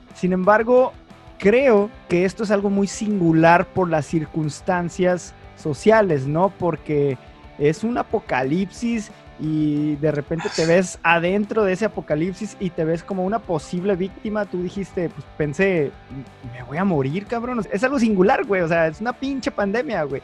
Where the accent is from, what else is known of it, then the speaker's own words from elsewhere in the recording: Tijuana, Baja California, Mexico; ambos somos de Tijuana